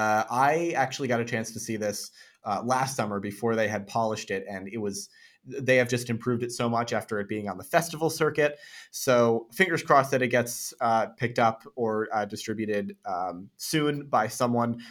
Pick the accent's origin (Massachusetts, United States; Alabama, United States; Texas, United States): Massachusetts, United States; Chatham; my hometown of Chatham, Massachusetts